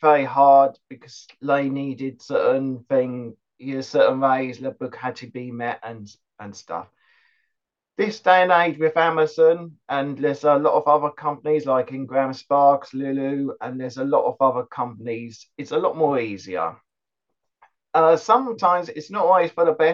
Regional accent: West Molesey, South East England, United Kingdom; I am from West Molesey in Surrey.

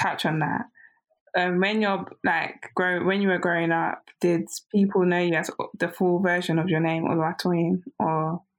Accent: Nigeria

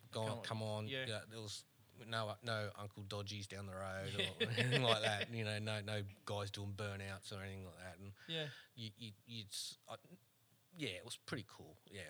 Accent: Sydney, New South Wales, Australia; also born or lived in Glebe; I grew up in it was called Old Toongabby at the time.

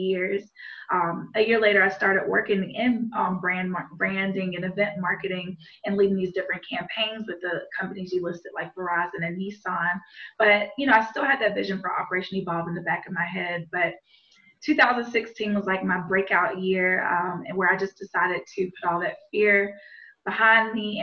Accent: Montgomery, Alabama, United States; my hometown of Montgomery, Alabama

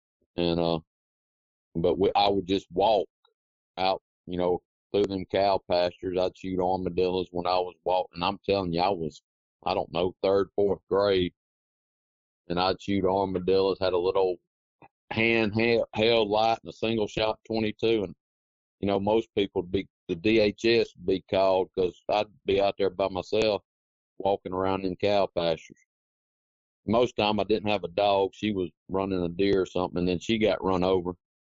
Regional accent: Quitman, Mississippi, United States; Well, Tyler, I was born and raised in Clark County, Mississippi, a little town called Quitman. And my dad was in the oil field, so we moved around a good bit.

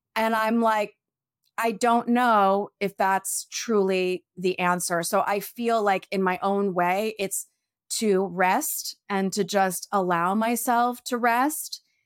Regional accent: New York, United States; now in California, United States; I'm such a New Yorker

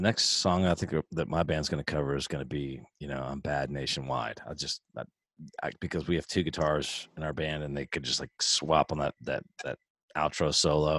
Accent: Houston, Texas, United States; When I was a kid, I grew up in Tanglewood in Houston, Texas

